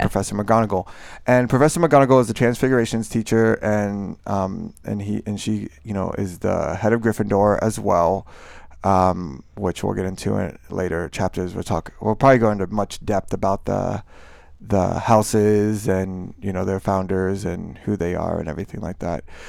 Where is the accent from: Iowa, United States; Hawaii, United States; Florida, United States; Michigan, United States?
Florida, United States; Miami; moved away; I grew up in Miami